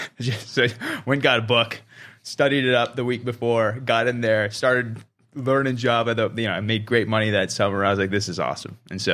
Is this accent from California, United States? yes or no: yes; Palo Alto, California, United States; So I was born and raised in Silicon Valley. So I'm a local kid that never left the Bay Area, basically.